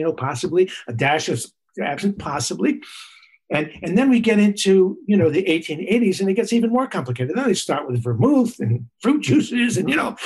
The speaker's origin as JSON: {"language": "English", "region": "New York", "country": "United States", "said": "I'm a New Yorker"}